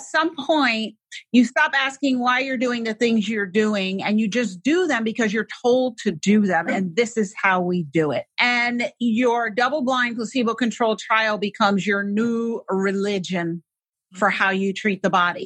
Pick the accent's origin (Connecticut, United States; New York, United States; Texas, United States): New York, United States; New York City; I grew up in New York City